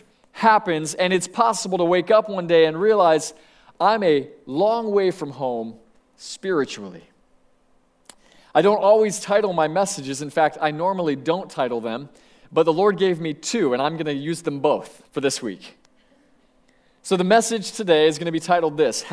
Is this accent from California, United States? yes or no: no; Sebring, Florida, United States; I grew up in Sebring, Florida